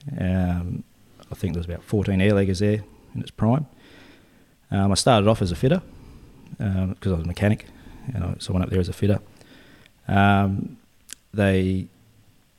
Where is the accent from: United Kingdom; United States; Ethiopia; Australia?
Australia; Esperance, Western Australia; I'm from Esperance originally